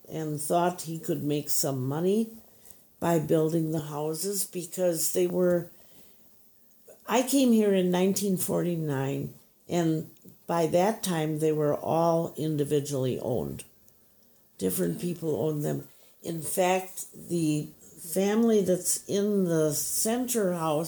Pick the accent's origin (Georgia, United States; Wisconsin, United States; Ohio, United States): Wisconsin, United States; Milwaukee; also born or lived in Pewaukee, Wisconsin; I grew up in Milwaukee, and after I got out of high school, I took a job in an insurance agency